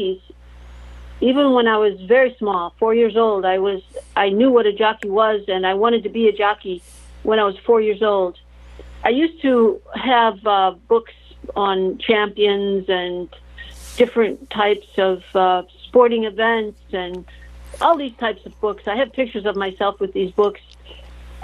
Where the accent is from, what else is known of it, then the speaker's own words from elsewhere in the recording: outside Chicago, northwest Indiana, United States; moved away; also born or lived in Tampa Bay; I grew up outside of Chicago, in northwest Indiana